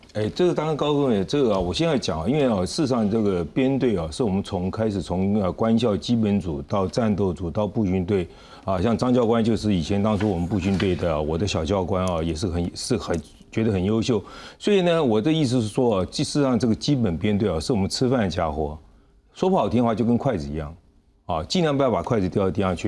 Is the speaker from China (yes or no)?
no; Gangshan, southern Taiwan, Taiwan; 像我以前小时候在 南部